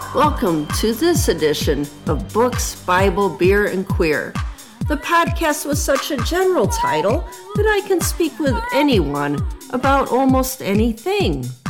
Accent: Southwest Michigan, United States; I grew up in Southwest Michigan

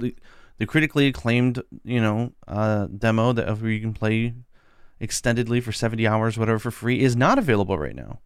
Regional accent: United States; I'm American

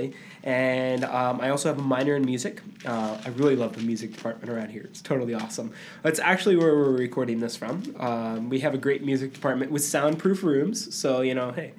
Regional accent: Puerto Rico; I'm from Puerto Rico

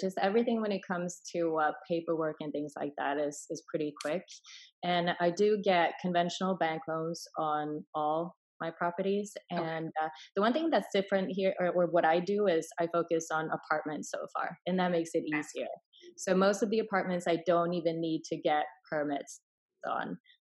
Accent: Sweden; English is a second language; moved away; also born or lived in Finland / Hong Kong / California; I was born in Finland, raised in Sweden, and moved to Hong Kong for a little bit, and then I was in California for 6 years, so I've been Americanized, but English is my third language

